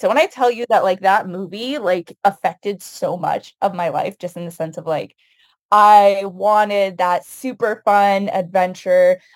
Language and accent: English; United States; I was born and raised here in the United States, but both of my parents immigrated from Palestine